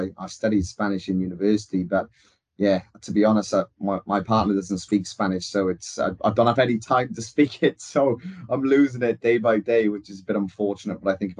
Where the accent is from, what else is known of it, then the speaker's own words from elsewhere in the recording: Wales, United Kingdom; being a Welshman.